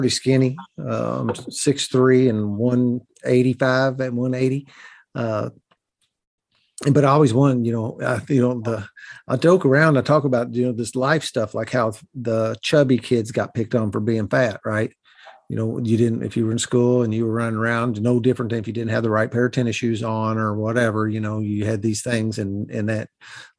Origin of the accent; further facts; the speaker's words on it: Southern Indiana, United States; accent: Southern Indiana hillbilly; I talk in what I call Southern Indiana hillbilly